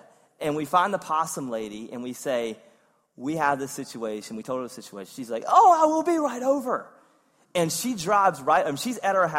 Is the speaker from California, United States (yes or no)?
no; Eastern North Carolina, United States; also born or lived in Wake Forest, North Carolina; growing up in Eastern North Carolina